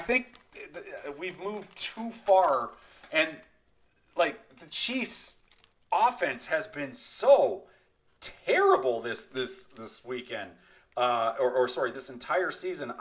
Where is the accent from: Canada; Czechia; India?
Canada; we are from Canada here and we use the far superior metric system.